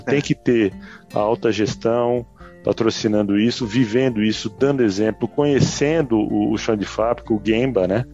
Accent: Terra Roxa, São Paulo, Brazil; moved away; also born or lived in São Carlos; Então vinha do interior, mais interior ainda, né? Que eu vinha lá de, de, de Terra Roxa.

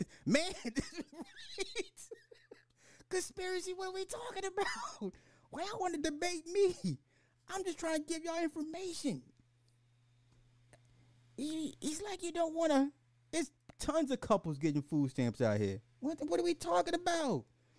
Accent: Miami, Florida, United States; I'm from Miami. Never tried it here.

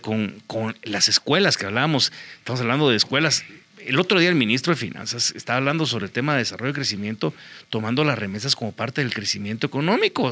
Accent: Guatemala; los desafíos que tenemos hoy en día como guatemaltecos

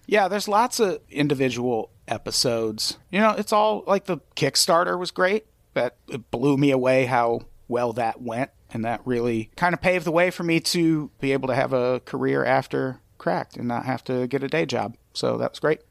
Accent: Illinois, United States; I grew up in Illinois

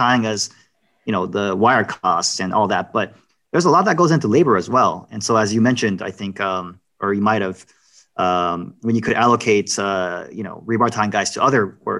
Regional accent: New York, United States; I'm from New York

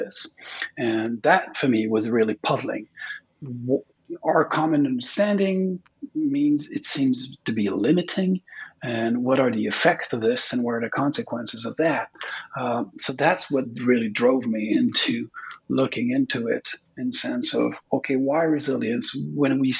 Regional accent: Quebec, Canada; English is a second language; also born or lived in British Columbia; I'm from Quebec. It's a Francophone province in Canada.

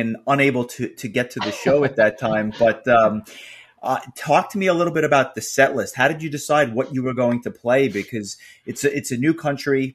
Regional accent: New York City, New York, United States; I as a New Yorker, as someone who is, I live and work in New York City

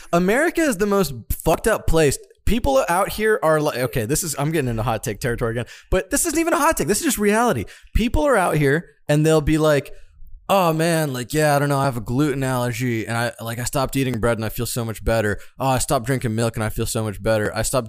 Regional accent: Florida, United States; Ladies and gentlemen, growing up in Florida, I didn't drink these under five.

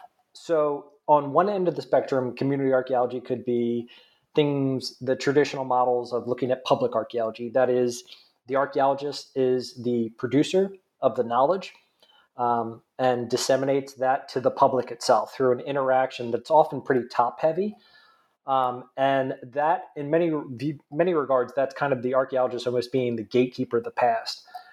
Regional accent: New Jersey, United States; accent: nasally; So I'm originally from New Jersey, if you can't tell by my nasally accent.

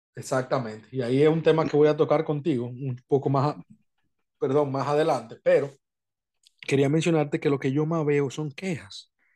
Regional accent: Montecristi, Monte Cristi, Dominican Republic; moved away; yo soy de Montecristi allá, o sea, yo, mi familia es de Montecristi

